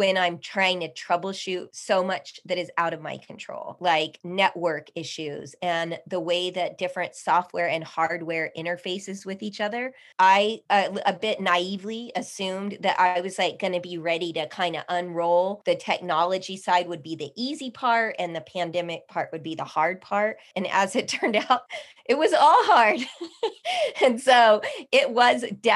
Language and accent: English; El Paso, Texas, United States; now in Austin, United States; I am native El Pasoan